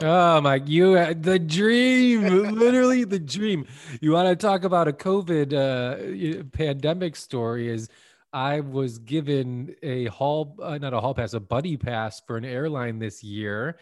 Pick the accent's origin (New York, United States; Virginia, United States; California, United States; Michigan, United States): California, United States; Santa Monica; I really stayed in my hometown and, of Santa Monica